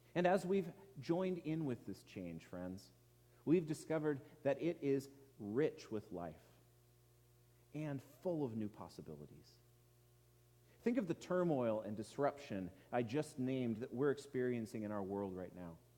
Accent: Edmonds, Washington, United States; watched the sunsets over the Puget Sound in my hometown of Edmonds

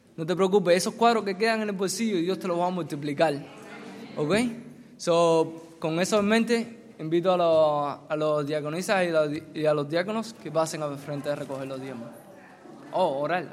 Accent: Cuba; moved away; mi, experiencia personal en mi país, de mi familia. Mi familia no teníamos mucho trabajo porque somos cristianos y si algunos no muchos no saben, en Cuba por ser cristiano no te dan mucho trabajo.

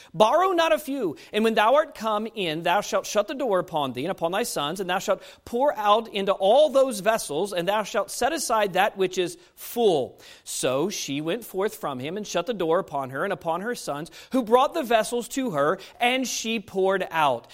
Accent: Fairfax, Virginia, United States; moved away; the church that I grew up at in Fairfax Baptist Temple in Fairfax, Virginia

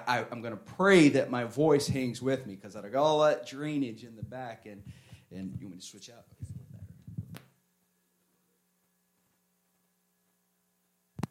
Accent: Northeast Tennessee, United States; also born or lived in Michigan; now in Florida, United States; I'm originally from Northeast Tennessee

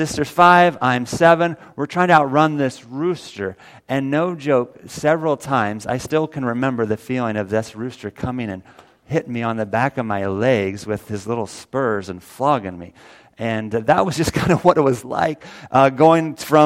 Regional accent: Missouri, United States; also born or lived in Illinois; I was 7 years old, and my mom and dad and my sister and I, we moved from Illinois down to Missouri

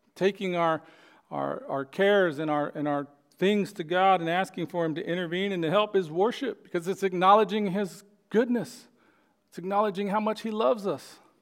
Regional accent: Oklahoma, United States; born or raised there

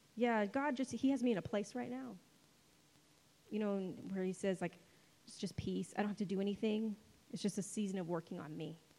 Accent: United States; spoiled American Christians

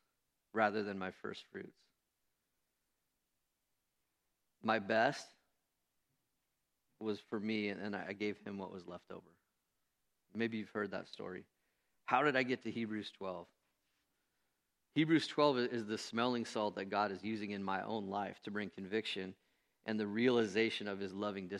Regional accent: United States; also born or lived in Renton, Washington; I'm an American Christian.

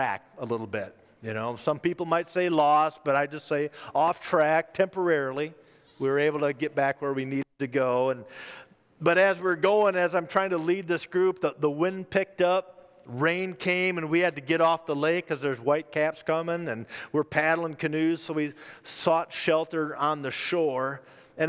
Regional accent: Minnesota, United States; my home state of Minnesota

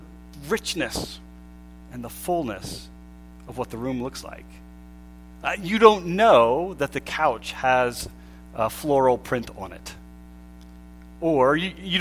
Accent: Pennsylvania, United States; we grew up in Pennsylvania

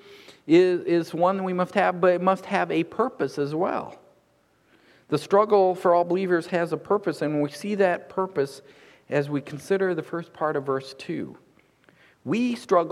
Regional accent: United States; growing up in America

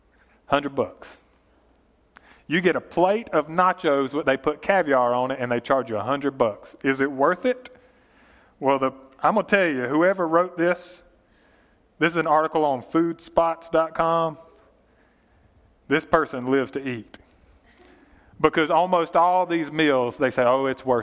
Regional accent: Yatesville, United States; We're from Yatesville

